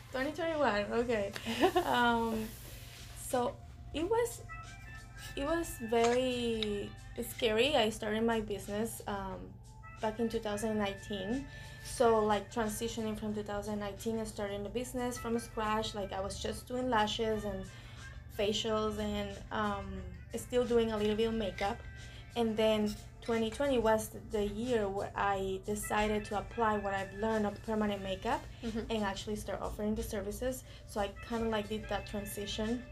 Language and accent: English; Costa Rica; moved away as an adult; because I'm from Costa Rica